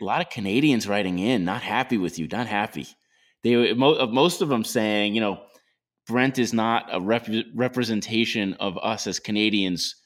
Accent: Long Island, New York, United States; I grew up in Long Island. All there is is traffic

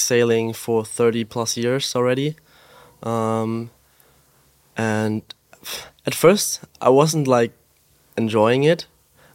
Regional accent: Austria; I grew up in the Alps in Austria

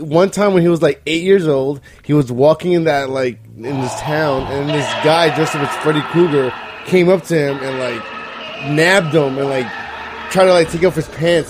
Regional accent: New York, United States; No, nigga, I'm from New York.

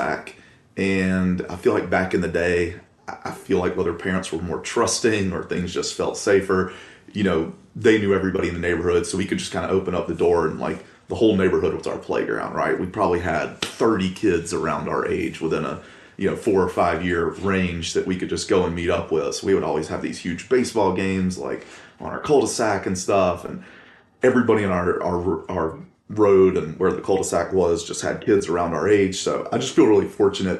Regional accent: Columbus, Georgia, United States; born and raised in Columbus, Georgia

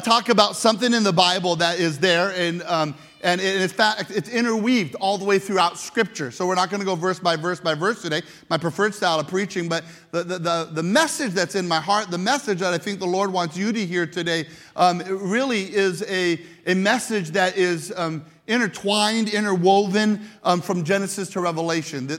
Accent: Kalispell, Montana, United States; I coming from Kalispell, Montana

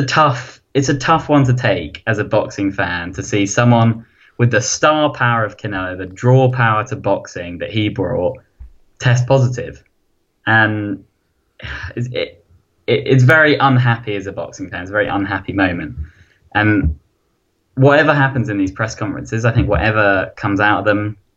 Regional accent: United Kingdom; I'm British

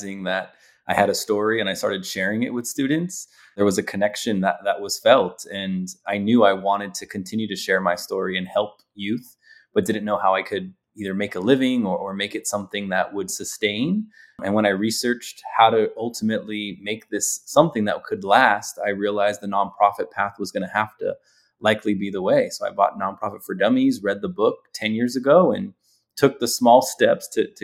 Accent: Los Angeles, California, United States; growing up in Los Angeles

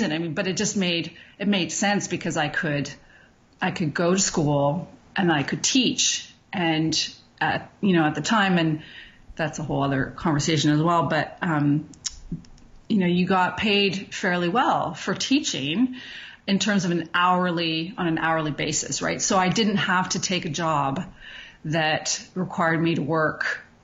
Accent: Montreal, Quebec, Canada; now in Calgary, Canada; I'm from Montreal originally

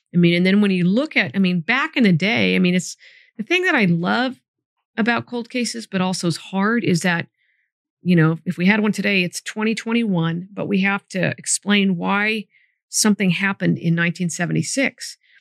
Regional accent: Sacramento, California, United States; moved away as an adult; also born or lived in Solano County; I grew up right near Arden and Eastern.

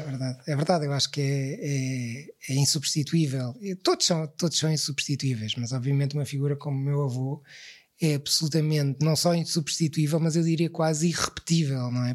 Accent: Lisbon, Portugal; eu cresci em Lisboa, eu, eu, já nasci em Lisboa

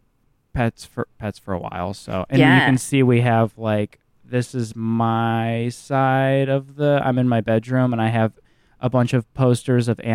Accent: Midwest, United States; growing up in the Midwest

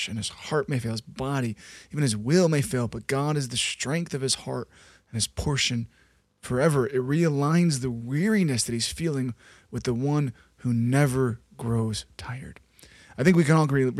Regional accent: south suburbs of Chicago, Illinois, United States; I grew up in the south suburbs and then lived downtown

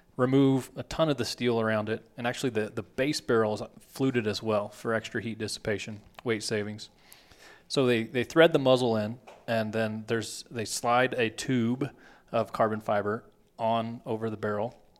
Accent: Texas, United States; I grew up in Texas

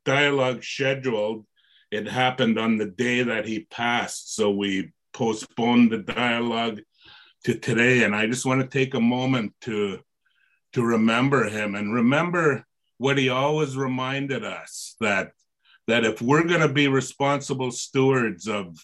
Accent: Haida Nation, British Columbia, Canada; I'm from the Haida Nation. My home nation is the same as Killjuice, Barb Wilson

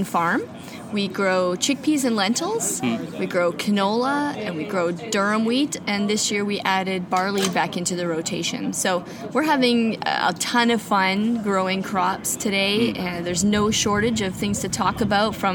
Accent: Mossbank, Saskatchewan, Canada; I'm a farmer from Mossbank, Saskatchewan.

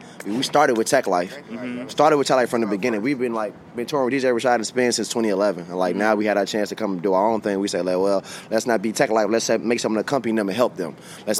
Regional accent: Chicago, Illinois, United States; We are from Chicago.

